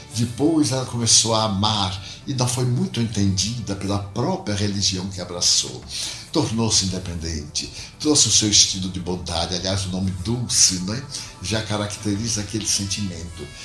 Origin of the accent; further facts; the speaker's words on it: Feira de Santana, Bahia, Brazil; moved away as an adult; Nunca aspirei sair da minha cidade natal. Feira de Santana. Saí de Feira de Santana para tentar a vida como todo jovem sonhador